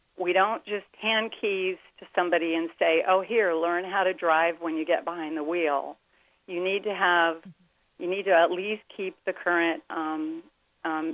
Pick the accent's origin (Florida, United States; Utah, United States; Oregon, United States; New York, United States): Florida, United States; Miami; my husband and I are both native Miamians